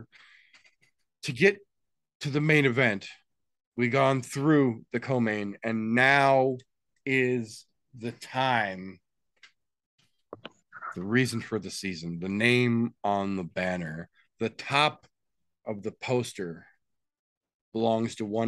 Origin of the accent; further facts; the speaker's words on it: Chicago, Illinois, United States; I'm also from Chicago